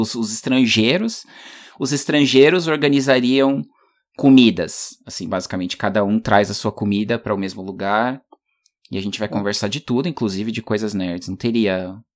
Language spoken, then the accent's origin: Portuguese; Brazil; moved away as an adult; also born or lived in Canada; now in United States; não voltaria pro Brasil